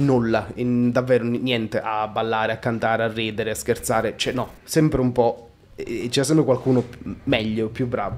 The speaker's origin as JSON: {"language": "Italian", "town": "Altomonte", "region": "Calabria", "country": "Italy", "tie": "born or raised there", "moved": "yes", "lives_now": "Milan, Italy", "said": "nel mio paesino"}